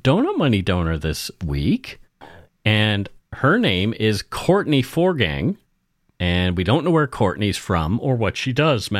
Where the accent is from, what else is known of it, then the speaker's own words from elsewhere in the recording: Nova Scotia, Canada; accent: Nova Scotia; My Nova Scotia accent changed over the years, too.